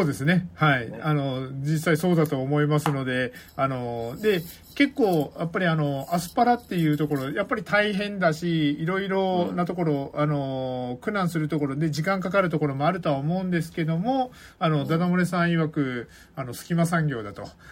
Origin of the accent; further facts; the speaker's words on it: Kitakyushu, Fukuoka, Japan; moved away; 僕はですね、まあ、福岡出身というところはあって、はい、まあ、福岡に二十何年いたわけですけども